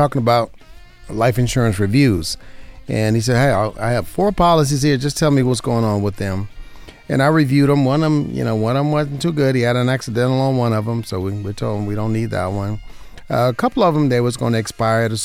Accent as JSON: {"language": "English", "region": "Southern Nevada", "country": "United States", "tie": "born or raised there", "said": "here in Southern Nevada, my hometown"}